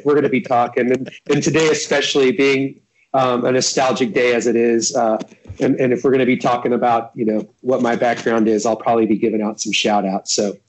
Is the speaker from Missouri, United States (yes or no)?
yes; Missouri Ozarks, United States; moved away as an adult; also born or lived in St. Louis / Czech Republic / Portland, Oregon / Iowa; now in Seattle, United States; And I ended up moving down to the state of Missouri. That's where I come from. I'm from the Missouri Ozarks and grew up in that area, went to the University of Missouri.